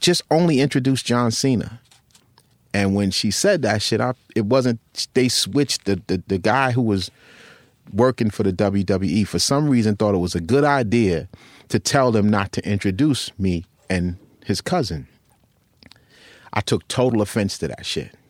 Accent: Long Island, New York, United States; also born or lived in Rockville Centre, New York / Westbury, New York / North Babylon, New York; where I grew up in Long Island

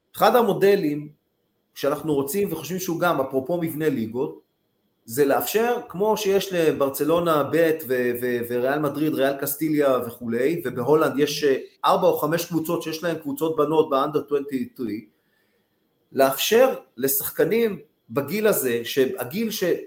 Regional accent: Tel Aviv, Tel Aviv District, Israel; גרתי ליד כיכר דיזינגוף

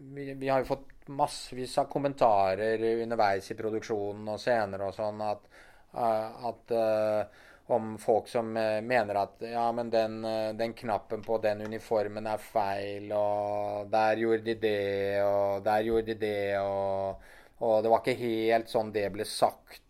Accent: Norway; vi som nordmenn

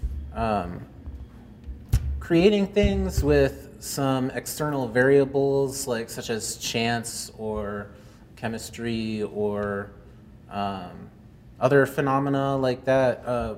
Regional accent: Belmont, United States; now in Cleveland, United States; I grew up in Belmont, and now I live in Cleveland, Ohio

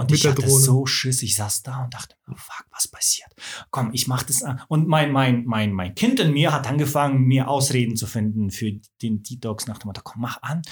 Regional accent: Swabia, Baden-Württemberg, Germany; Also ich bin, äh, im Schwaberländle aufgewachsen

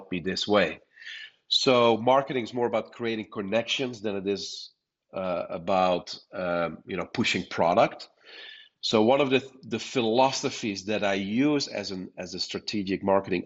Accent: Netherlands; moved away as an adult; now in United States; I was born and raised in the Netherlands. That explains my accent. But I came to the States in 2006.

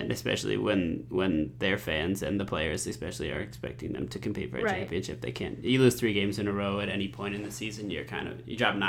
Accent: United States

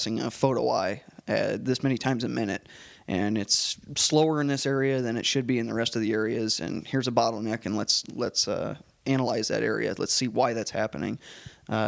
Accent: Des Moines, Iowa, United States; moved away as an adult; now in Nebraska, United States; I'm from Des Moines, Iowa, and grew up there

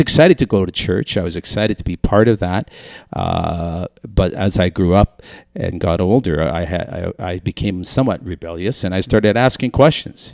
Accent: Lorette, Manitoba, Canada; also born or lived in Saint Boniface, Winnipeg, Manitoba; we moved out to a little French community called Lorette, Manitoba.

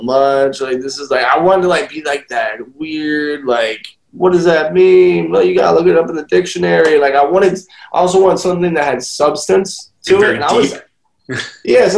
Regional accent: Louisiana, United States; I'm from Louisiana

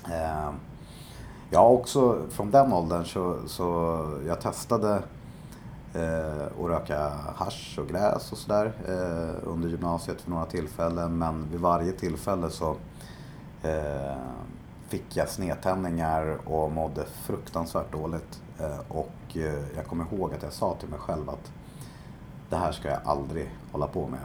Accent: Stockholm, Stockholm County, Sweden; jag är eh, uppvuxen i eh, Bromma i mm. Stockholm

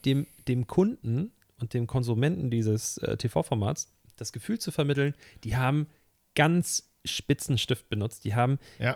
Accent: Hamburg, Germany; Ich bin gebürtiger Hamburger und ich lebe hier wirklich mein Leben lang

